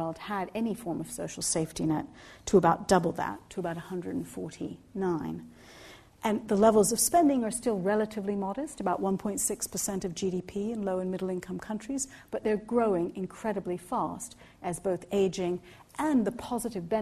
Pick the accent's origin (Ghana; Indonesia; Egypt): Egypt; now in United Kingdom; I was born in Egypt